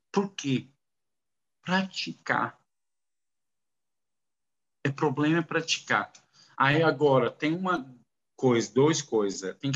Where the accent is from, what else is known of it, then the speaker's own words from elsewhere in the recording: Saudi Arabia; first language Arabic; Portuguese is a second language; also born or lived in Kuwait / United States; eu nasci no Kuwait. Uh, quero falar, nasci no Kuwait eu morava na Arábia Saudita, descendente libanês. Então, minha minha árabe, eh, idioma é árabe.